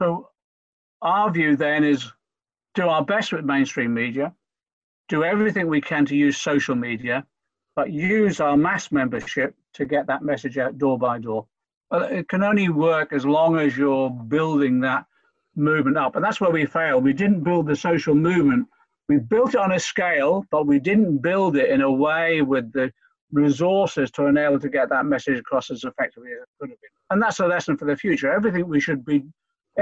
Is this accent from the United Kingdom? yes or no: yes; Norfolk, East of England, United Kingdom; born or raised there; also born or lived in Liverpool